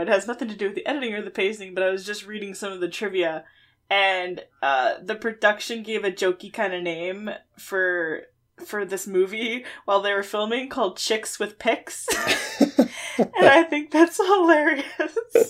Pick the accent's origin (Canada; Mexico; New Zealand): Canada; It doesn't matter. I'm Canadian.